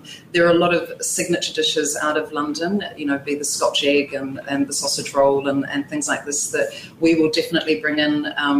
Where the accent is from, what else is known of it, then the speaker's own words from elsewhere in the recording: New Zealand; moved away; I'm actually from New Zealand